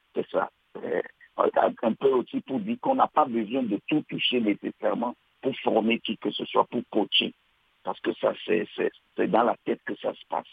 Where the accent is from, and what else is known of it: Benin; also born or lived in Togo; now in Montreal, Canada